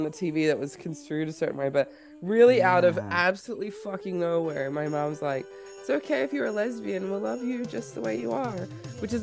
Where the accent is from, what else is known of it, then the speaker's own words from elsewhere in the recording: Australia; moved away; I'm Australian. We didn't grow up with your dumb Hallmark movies. We didn't grow up with cold Christmas. We grew up, it's like literally summer.